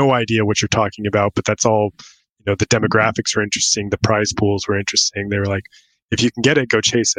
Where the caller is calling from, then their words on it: Wilmington, North Carolina, United States; So I'm in North Carolina. I'm out on the coast of Wilmington, North Carolina. So right on the Atlantic, about 15 minutes from the beach.